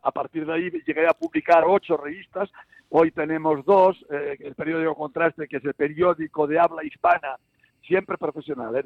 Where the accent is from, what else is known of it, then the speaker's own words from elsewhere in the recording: Galicia, Spain; now in Cerdanyola del Vallès, Spain; como buenos gallegos